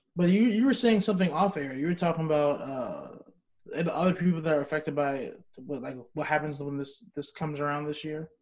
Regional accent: New York City, New York, United States; moved away; I'm from Brooklyn, New York

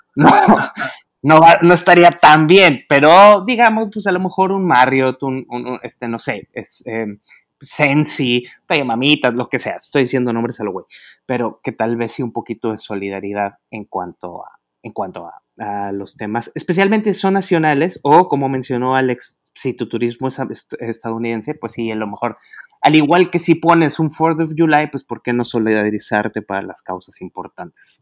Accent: Monterrey, Nuevo León, Mexico; moved away; de mi tierra allá en Monterrey

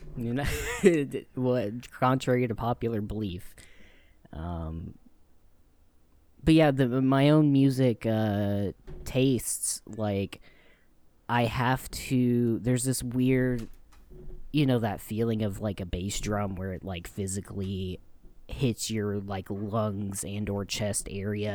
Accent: Louisiana, United States; moved away; when I was growing up in Louisiana

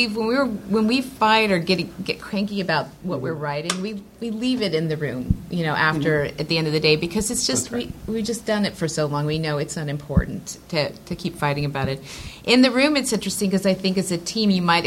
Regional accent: Texas, United States; now in Los Angeles, United States; I'm from Texas

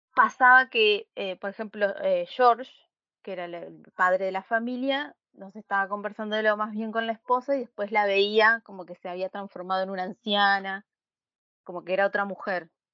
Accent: Buenos Aires, Argentina; nací en Buenos Aires hace 30 años

